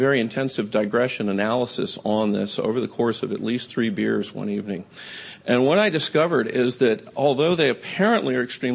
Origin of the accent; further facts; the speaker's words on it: Atlanta, Georgia, United States; I actually grew up in Atlanta.